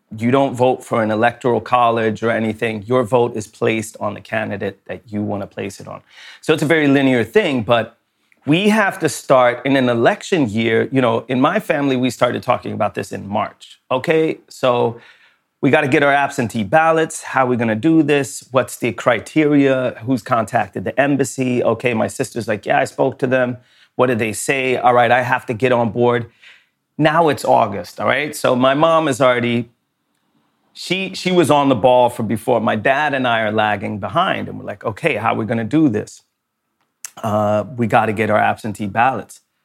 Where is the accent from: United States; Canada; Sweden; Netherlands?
Sweden; I was born in Sweden